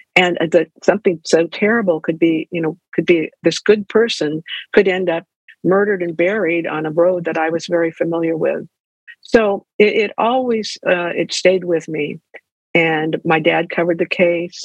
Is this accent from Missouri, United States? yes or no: no; Ventura, California, United States; also born or lived in Davis, California; I grew up in Ventura